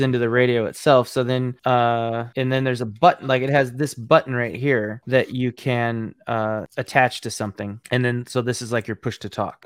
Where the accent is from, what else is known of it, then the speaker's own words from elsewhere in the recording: Ames, Iowa, United States; that's Iowa State Cyclone colors, my hometown.